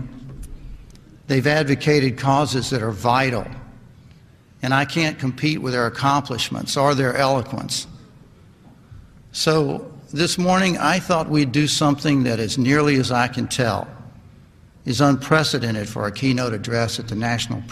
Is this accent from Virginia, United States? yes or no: yes; Lynchburg, Virginia, United States; also born or lived in Tennessee; I grew up right down the road from here in Lynchburg, Virginia.